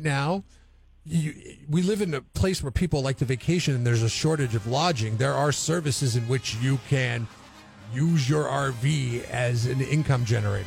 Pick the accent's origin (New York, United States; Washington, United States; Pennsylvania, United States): Washington, United States; moved away; I grew up in Washington.